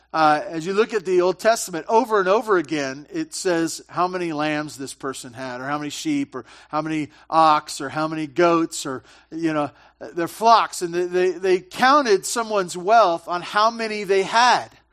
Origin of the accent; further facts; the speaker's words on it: Santa Barbara, California, United States; I grew up in Santa Barbara, big butchering town